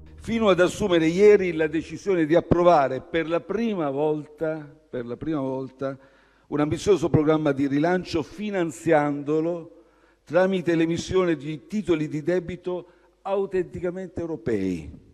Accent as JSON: {"language": "Italian", "town": "Milan", "region": "Lombardy", "country": "Italy", "said": "Io da milanese medio"}